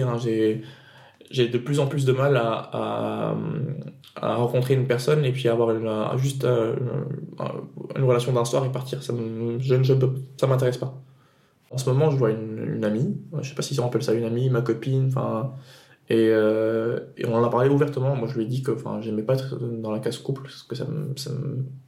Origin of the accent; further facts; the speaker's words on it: Tunisia; moi, je viens de Tunisie. Euh, du coup, j'ai grandi en Tunisie